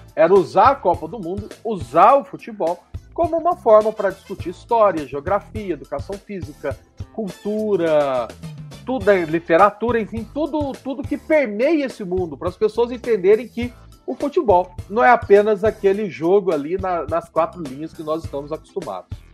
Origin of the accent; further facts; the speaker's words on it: Itaú de Minas, Minas Gerais, Brazil; moved away as an adult; now in Guanhães, Brazil; Eu sou do sul de Minas, né? Eu nasci em Itaú de Minas, que fica próximo à cidade de Passos